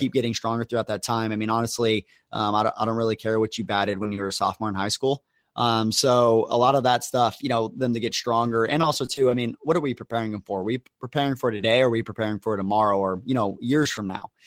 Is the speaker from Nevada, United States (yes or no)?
yes; Las Vegas, Nevada, United States; moved away; I was from Academy in Vegas